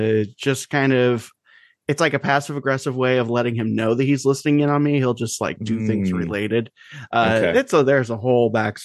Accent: United States; because we're American males

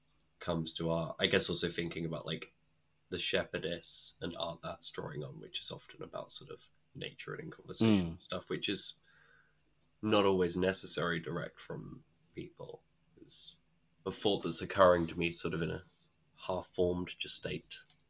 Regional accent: Chester, North West England, United Kingdom; born there; My life is the strange opposite, where I was born in Chester

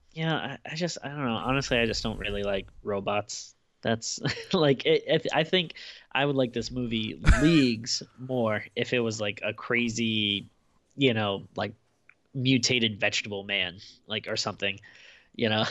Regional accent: United States; kid in the nineties growing up in America

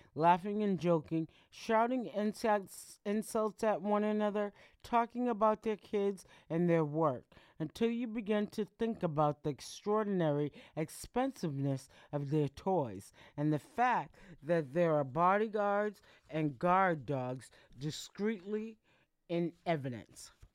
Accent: Boston, Massachusetts, United States; I'm located, I'm from Boston, Massachusetts

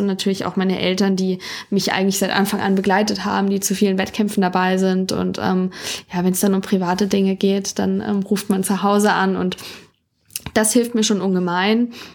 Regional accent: Dillenburg, Hesse, Germany; Also meine Ursprünge liegen in Dillenburg in Mittelhessen. Dort bin ich geboren und aufgewachsen.

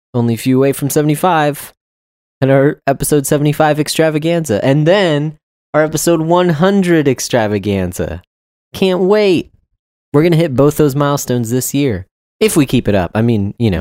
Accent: Texas, United States; I'm from Texas

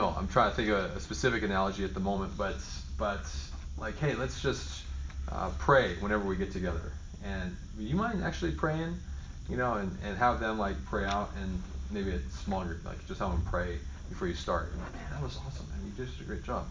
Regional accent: Oregon, United States; moved away; I grew up in Oregon, you go salmon fishing all the time

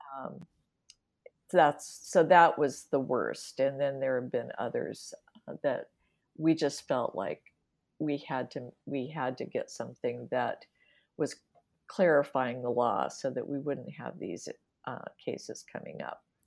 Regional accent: Washington, United States; moved away; also born or lived in Wisconsin / Dubuque, Iowa / Seattle; I'm originally from the Washington, uh, area

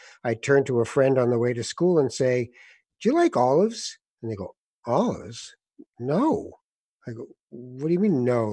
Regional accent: Toronto, Ontario, Canada; also born or lived in Morocco; growing up in Toronto

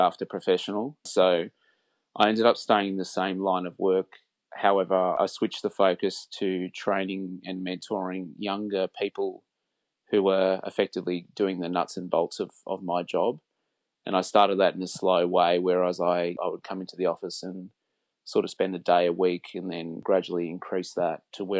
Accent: Sydney, New South Wales, Australia; Well, I grew up in Sydney. I've lived here all my life in Sydney.

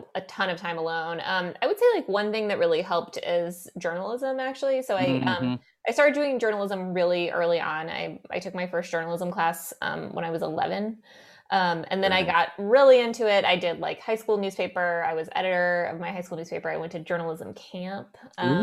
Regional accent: West Texas, United States; moved away; I was the only Russian Jew in my town that I grew up in West Texas

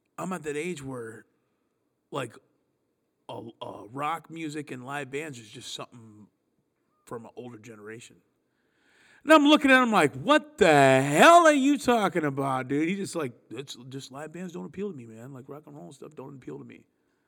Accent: Flint, Michigan, United States; We are from Flint

